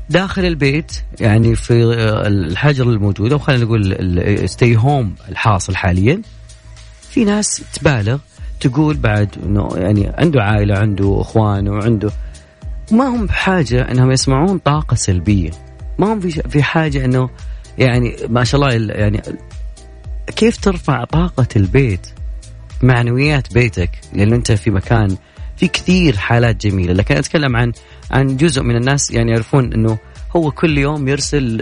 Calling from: Jeddah, Makkah Province, Saudi Arabia; من جده انا انا جدا فخور بجده انها اخذت اعلى المراكز في الالتزام والوعي بهذا الموضوع

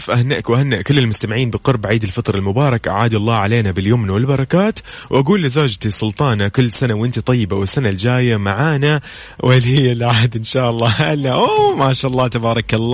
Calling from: Riyadh, Riyadh Province, Saudi Arabia; من الرياض

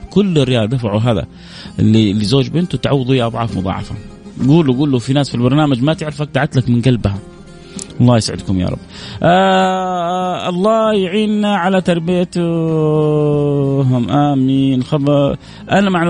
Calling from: Jeddah, Makkah Province, Saudi Arabia; من جده

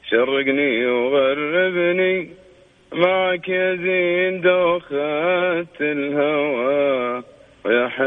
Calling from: Jeddah, Makkah Province, Saudi Arabia; اكلمك آه، من جده

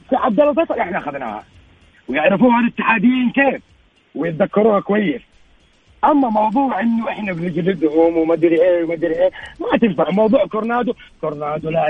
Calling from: Jeddah, Makkah Province, Saudi Arabia; آه، آه، من جدة احنا معاكم في الجروب

